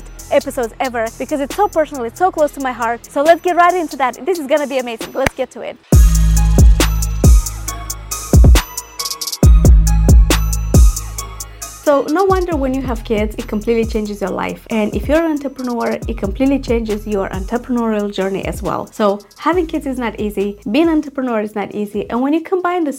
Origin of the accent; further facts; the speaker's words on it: Moldova; moved away; I was in my home country in Moldova